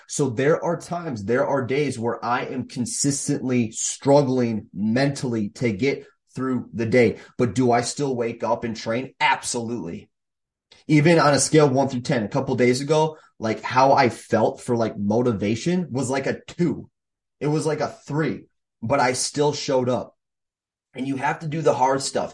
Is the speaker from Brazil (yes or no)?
no; Minnesota, United States; here in Minnesota, my hometown or home state